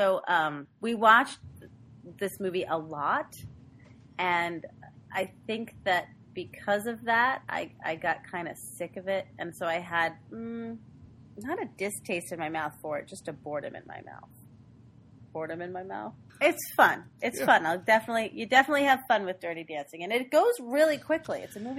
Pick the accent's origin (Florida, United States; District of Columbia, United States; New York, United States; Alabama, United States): New York, United States; New York City; I grew up in Queens.